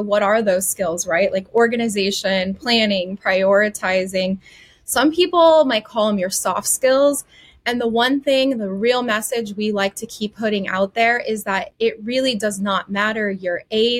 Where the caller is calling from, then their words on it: the Treasure Coast, Southeast Florida, United States; I am calling in from Southeast Florida, the Treasure Coast. I do live here also with my family